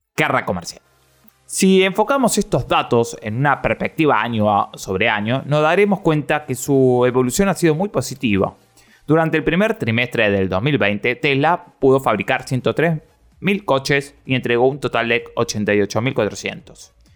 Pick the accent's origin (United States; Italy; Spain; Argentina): Argentina; yo soy de la República Argentina